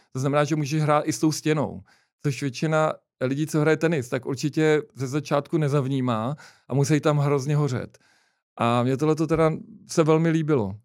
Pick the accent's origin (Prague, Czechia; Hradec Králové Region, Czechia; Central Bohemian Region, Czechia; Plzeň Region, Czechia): Prague, Czechia; my jsme oba z Vinohrad